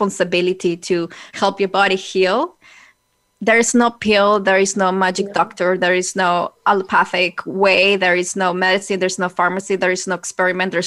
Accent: Colombia; when I was growing up in Colombia

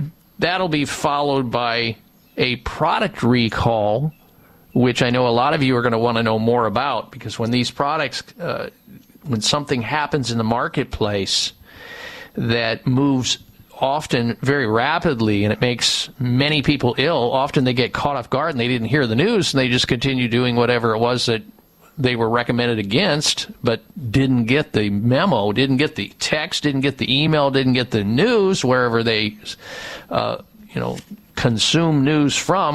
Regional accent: Midwest, United States; I grew up in the Midwest

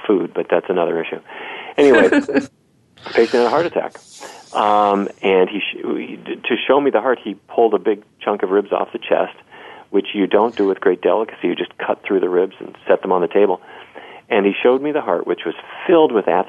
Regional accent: Fargo, North Dakota, United States; I grew up in Fargo, North Dakota, you know, right down south of Winnipeg.

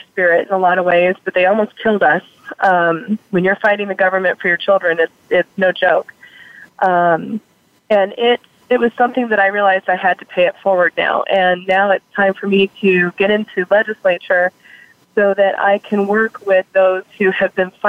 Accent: Tucson, Arizona, United States; I've grown up downtown and, gone to public schools here in TUSD.

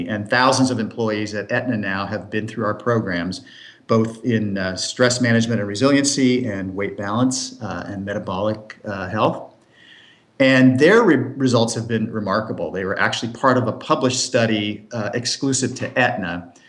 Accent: Berkeley, California, United States; also born or lived in Portland, Oregon; I grew up in West Coast cities, including Berkeley, San Francisco, and the Bay Area, Santa Cruz, California, Portland, Oregon.

